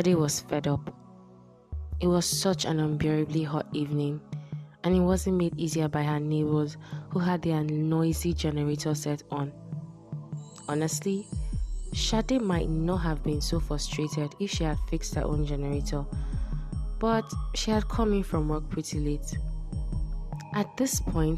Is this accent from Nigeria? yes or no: yes; Nigeria; I'm Nigerian.